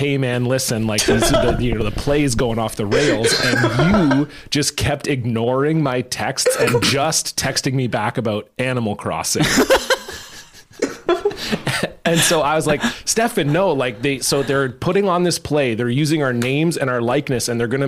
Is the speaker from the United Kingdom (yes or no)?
no; Canada; we apologize for being Canadian